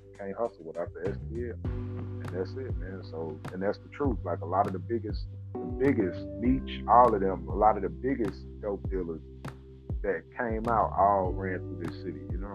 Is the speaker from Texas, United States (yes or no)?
no; St. Louis, Missouri, United States; Martin King, man, that's on the west side. I grew up over there